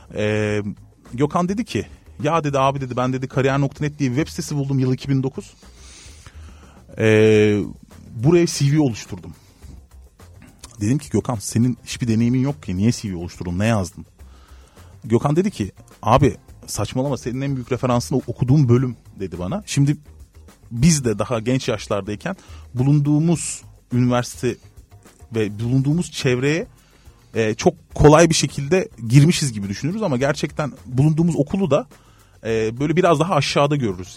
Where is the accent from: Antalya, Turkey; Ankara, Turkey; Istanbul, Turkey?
Antalya, Turkey; also born or lived in Izmir; Ben Antalya'da büyüdüm